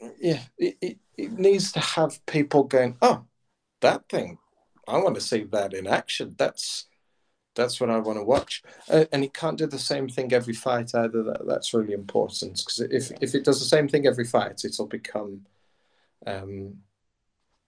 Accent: United Kingdom; as British engineers, as a family of engineers

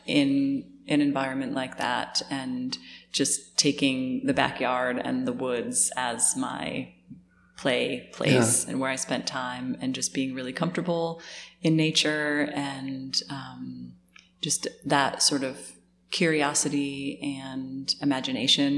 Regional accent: Connecticut, United States; I grew up in Connecticut

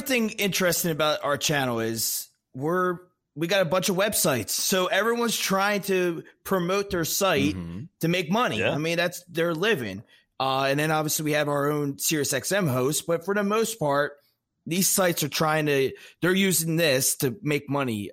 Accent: Maryland, United States; I grew up like right on the Maryland Delaware PA

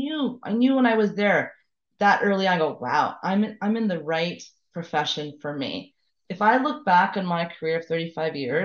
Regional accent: Montreal, Quebec, Canada; I'm from Montreal originally, born and raised

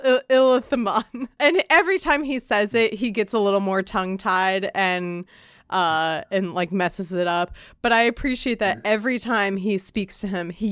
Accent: Virginia, United States; Everyone knows I'm from Virginia.

